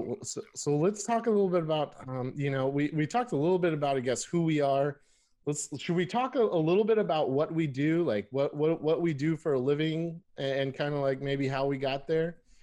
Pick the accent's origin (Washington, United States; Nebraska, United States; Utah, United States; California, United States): California, United States; Burbank; moved away as an adult; also born or lived in San Francisco, United States; now in Seattle, United States; I was born and raised in Burbank, California